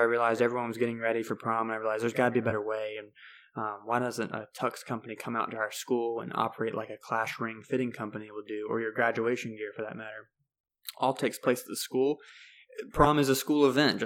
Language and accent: English; York, South Carolina, United States; I'm from York, South Carolina, just south of Charlotte, North Carolina here. I always had Charlotte in my backyard growing up